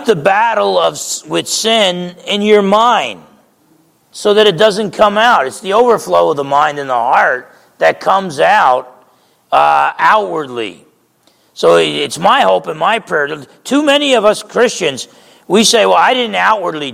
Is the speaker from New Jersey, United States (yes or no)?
yes; New Jersey, United States; I grew up in New Jersey